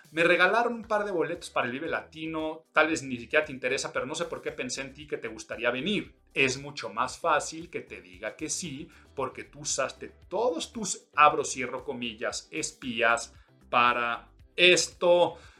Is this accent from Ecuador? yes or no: no; Mexico; soy mexicano